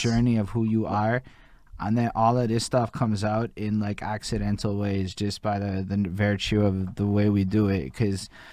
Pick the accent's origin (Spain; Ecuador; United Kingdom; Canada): Canada; Montreal, Quebec; I'm only born in 87 and I come from Montreal